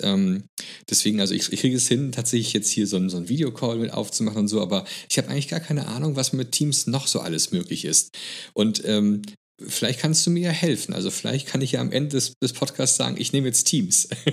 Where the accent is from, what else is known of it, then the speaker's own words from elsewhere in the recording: Germany; hier bei uns in Deutschland